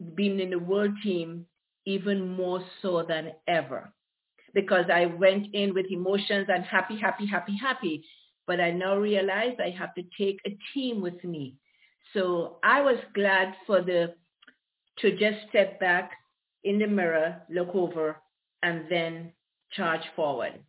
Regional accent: Grenada; born or raised there; also born or lived in Aruba / Caribbean; now in Ontario, California, United States

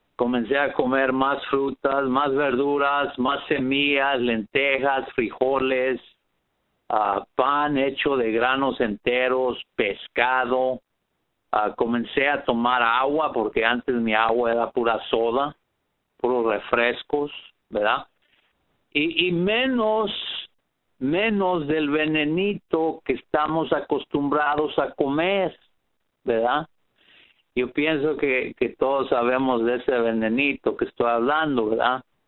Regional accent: Riverside, California, United States; Soy de Riverside, California.

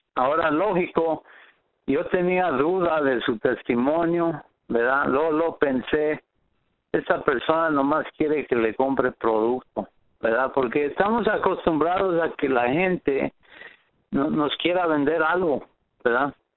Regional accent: Riverside, California, United States; soy de Riverside, California

